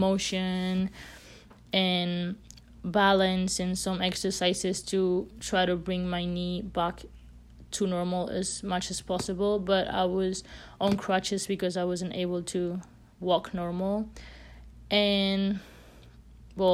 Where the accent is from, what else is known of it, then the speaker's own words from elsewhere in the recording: Spain; moved away as an adult; I'm from Spain, so my parents obviously were not here